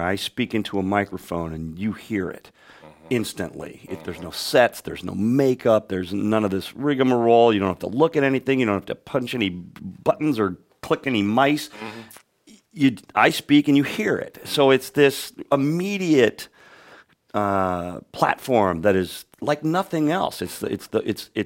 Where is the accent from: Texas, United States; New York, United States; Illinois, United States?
Illinois, United States; Chicago; I had the luxury of growing up in the Chicago area